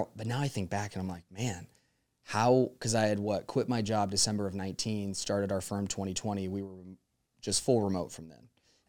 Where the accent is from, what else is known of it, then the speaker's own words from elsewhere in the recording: Las Vegas, Nevada, United States; But I was like, yeah, I was just born and bred in Vegas.